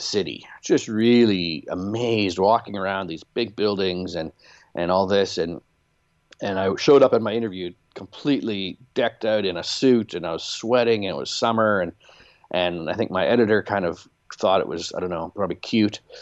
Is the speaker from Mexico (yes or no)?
no; Canadian Prairies, Canada; moved away as an adult; also born or lived in Chicago; growing up Mennonite on a turkey farm in, in the Canadian prairies